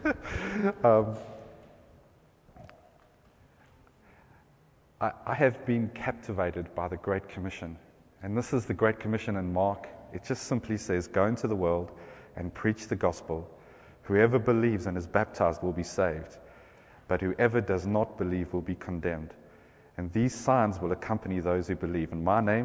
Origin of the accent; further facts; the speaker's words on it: South Africa; accent: South African; now in England; my accent's South African